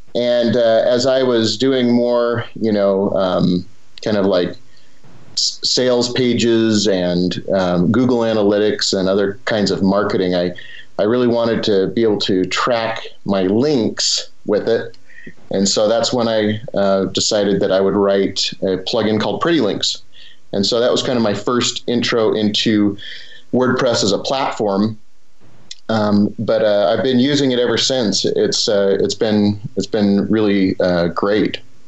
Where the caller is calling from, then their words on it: Cedar City, Utah, United States; I'm coming out of Cedar City, Utah, a small town in southern Utah. So near like Zion National Park, Bryce National Park.